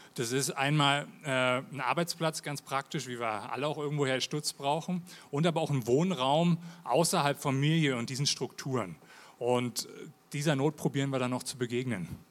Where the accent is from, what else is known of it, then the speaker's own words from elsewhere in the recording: Berlin, Germany; accent: Hochdeutsch; also born or lived in Lake Thun, Switzerland; now in Switzerland; ich bin ursprünglich aus Berlin. Wie man mal an meinem Hochdeutsch hört